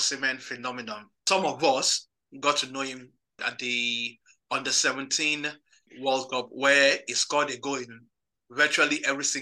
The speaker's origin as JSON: {"language": "English", "town": "Ikorodu", "region": "Lagos", "country": "Nigeria", "tie": "born or raised there", "said": "I grew up in my hometown, which is Ikorodu"}